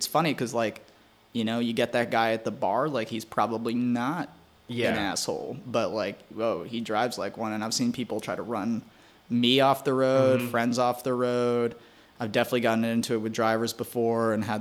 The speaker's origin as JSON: {"language": "English", "area": "Maui", "region": "Hawaii", "country": "United States", "tie": "born or raised there", "also_born_or_lived": "Queens, New York", "moved": "yes", "lives_now": "New York, United States", "said": "we moved when I was 6. So I grew up in Maui, Hawaii"}